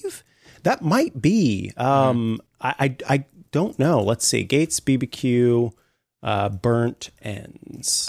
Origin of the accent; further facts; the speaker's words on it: Saint Joseph, Missouri, United States; Saint Joseph is my hometown. That's where I, uh, was born